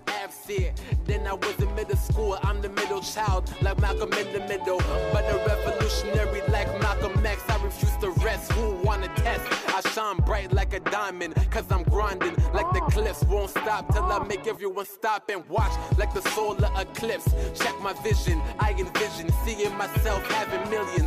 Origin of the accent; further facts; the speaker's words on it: Toronto, Ontario, Canada; I'm from Jane and Finch. I was, you know, they call it a poor community